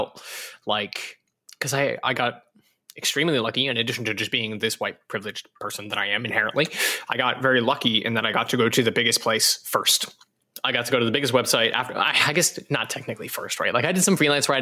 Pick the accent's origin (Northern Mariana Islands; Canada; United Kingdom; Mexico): Canada; Alberta; moved away as an adult; also born or lived in California; I'm from Alberta, Canada, in a very tiny town